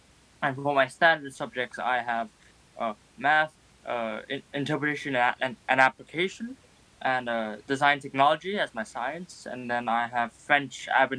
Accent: Thailand; from Thailand.

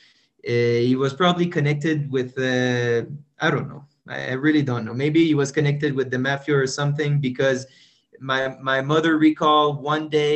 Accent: Saint-Jean-Baptiste, Quebec, Canada; first language French; English is a second language; moved away; I arrived into this world in a little town called Saint-Jean-Baptiste de Rouville. So my first language is French. It's super Quebecers

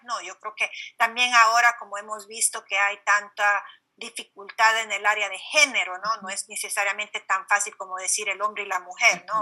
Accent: Honduras; moved away; creciendo en Honduras

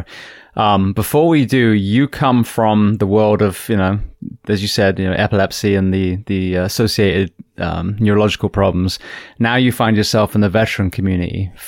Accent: United Kingdom; moved away; also born or lived in Kent; I, being a Brit for, you know, living there for 27 years

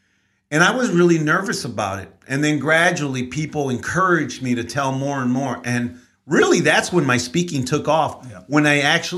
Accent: San Antonio, Texas, United States; born there; also born or lived in Mexico; So I was born in San Antonio, even though my parents moved here.

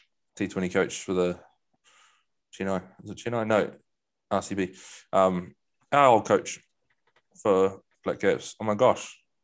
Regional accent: New Zealand; I'm a Kiwi

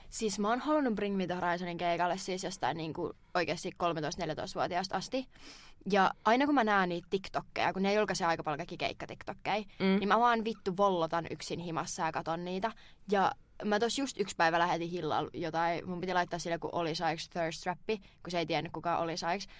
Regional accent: Turku, Southwest Finland, Finland; mä oon turkulainen

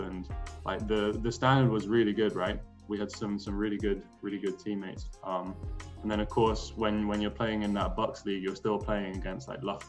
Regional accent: Austria; born there; So then I signed with an agent, and I was born in Austria. So I have dual citizenship, Austria and UK.

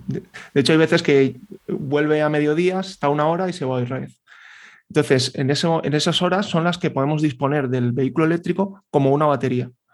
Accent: Valencian Community, Spain; yo que soy valenciano

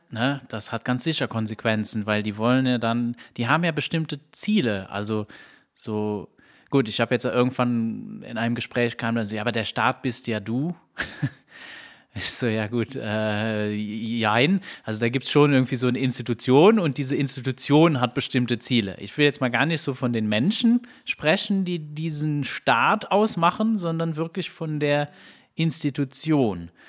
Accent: Luxembourg; ich meine, ich komme ja aus Luxemburg und in Luxemburg gibt es eine Bildungspflicht.

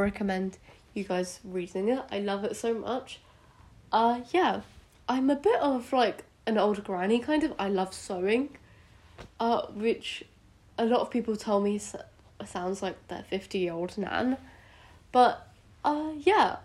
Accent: United Kingdom; accent: British; moved away; also born or lived in India; in case you can't already tell by my accent, I am British, though I was born in India

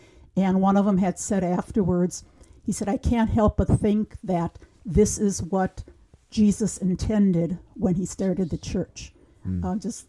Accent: Wisconsin, United States; So I grew up in St. Augustine, Reefs Mills. Tiny little parish, beautiful setting at the top of a hill.

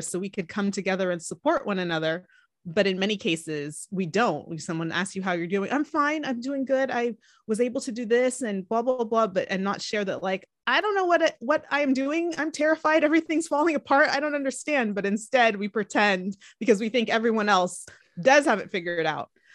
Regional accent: California, United States; also born or lived in Atlanta, Georgia; I was born in Atlanta, Georgia. Um, and then we moved to California when I was about five years old, so I pretty much feel like I'm a Cali-, Cali girl

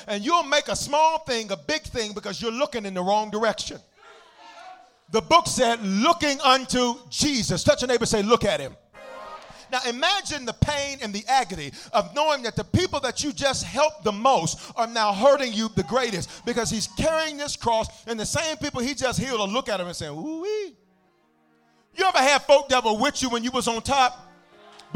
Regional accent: Memphis, Tennessee, United States; I'm from Memphis

